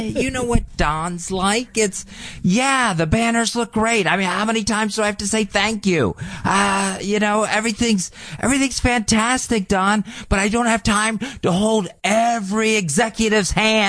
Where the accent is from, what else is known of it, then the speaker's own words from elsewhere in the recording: Charlotte, North Carolina, United States; I'm from North Carolina.